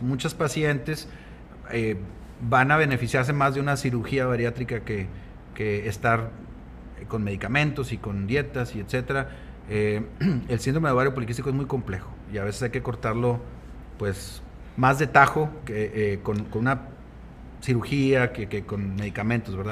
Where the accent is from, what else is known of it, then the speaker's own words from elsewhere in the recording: Nava, Coahuila, Mexico; also born or lived in Piedras Negras, Coahuila / Monterrey, Nuevo León; nací, nací aquí en Piedras Negras, pero toda mi infancia la, la radiqué en, en Nava, Coahuila.